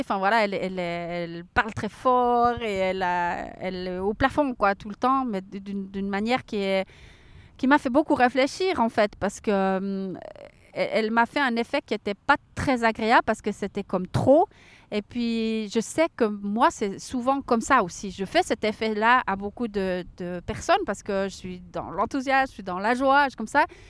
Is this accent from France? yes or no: no; Switzerland; chez nous en Suisse